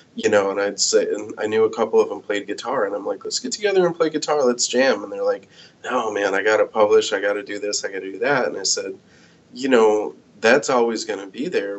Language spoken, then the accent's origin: English; United States; now in Iowa City, United States; grew up in my hometown in the Quad Cities